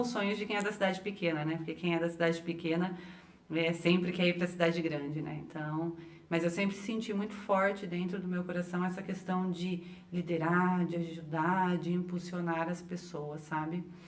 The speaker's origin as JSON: {"language": "Portuguese", "region": "interior of São Paulo", "country": "Brazil", "also_born_or_lived": "Maringá", "moved": "yes", "said": "Eu venho de uma cidade do interior de São Paulo, uma mini cidade"}